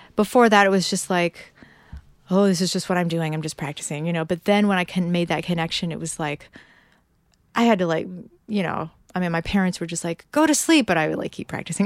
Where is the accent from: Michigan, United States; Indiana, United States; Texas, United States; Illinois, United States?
Illinois, United States; Peoria; moved away; also born or lived in Dunlap, Illinois / Bay Area; I'm from Peoria, Illinois, Dunlap, Illinois